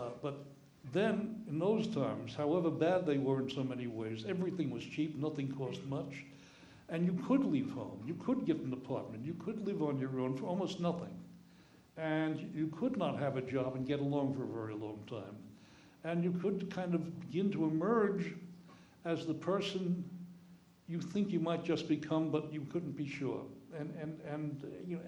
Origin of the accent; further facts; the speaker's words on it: New York City, New York, United States; I grew up in the Bronx and had a number of friends who talked like this